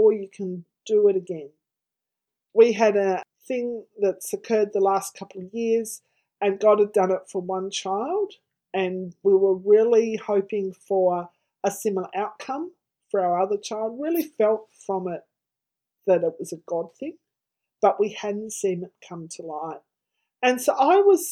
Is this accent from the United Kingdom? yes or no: no; Tasmania, Australia; now in Victoria, Australia; I grew up in Tasmania, a state of Australia